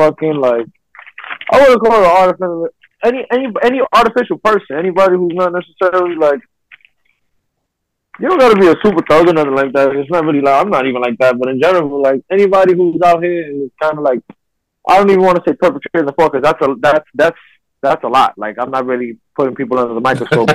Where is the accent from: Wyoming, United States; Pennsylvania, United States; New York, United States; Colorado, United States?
New York, United States; New York City; I'm from Brooklyn